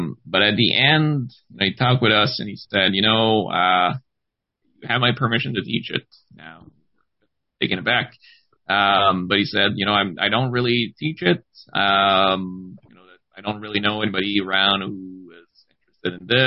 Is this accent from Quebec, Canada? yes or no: yes; Gaspé Peninsula, eastern Quebec, Canada; I'm born and raised in eastern Quebec in the Gaspé Peninsula